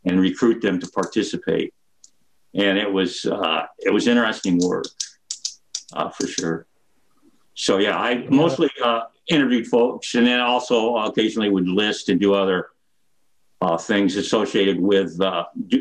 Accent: Fort Dodge, Iowa, United States; also born or lived in North Carolina; now in Iowa City, United States; I grew up in Fort Dodge

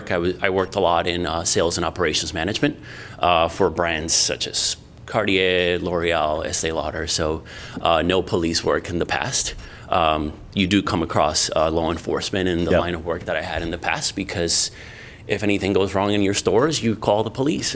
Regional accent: New York, United States; also born or lived in Colombia; now in Iowa, United States; originally was born in Colombia, South America, and I moved to the States when I was about 15 years old, and I grew up in New York.

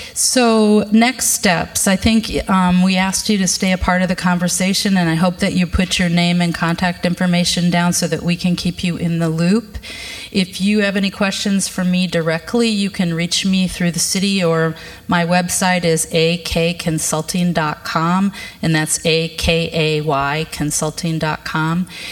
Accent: Fort Dodge, Iowa, United States; now in Minneapolis, United States; I grew up in Fort Dodge

